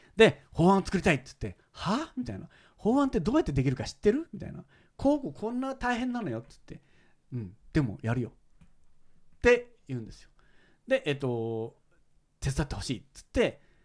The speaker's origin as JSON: {"language": "Japanese", "region": "Kyoto", "country": "Japan", "said": "僕は京都なんですよ。"}